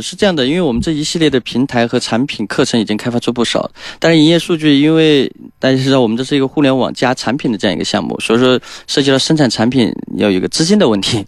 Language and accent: Chinese; Chongqing, China; moved away as an adult; also born or lived in Zhejiang / Shanghai / Jiangsu / Guangzhou; 第一站是到浙江，就是咱们浙江，因为我是重庆人